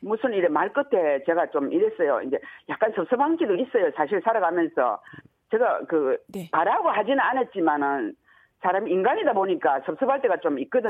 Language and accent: Korean; Andong, North Gyeongsang, South Korea; also born or lived in Daegu; 저는 경북 안동이 고향이고